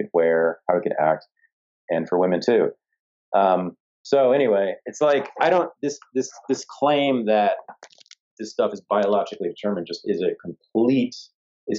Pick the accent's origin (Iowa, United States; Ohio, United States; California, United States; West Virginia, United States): California, United States; Berkeley; my hometown in the decade when I was born